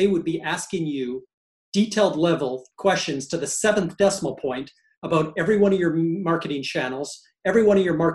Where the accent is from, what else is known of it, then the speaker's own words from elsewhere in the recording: Canada; as a Canadian